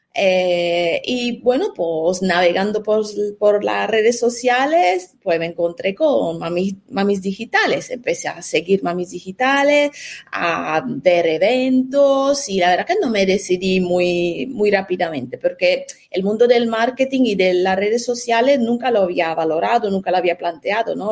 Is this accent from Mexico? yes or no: no; Italy; Spanish is a second language; moved away as an adult; now in Spain; soy italiana, me licencié en Italia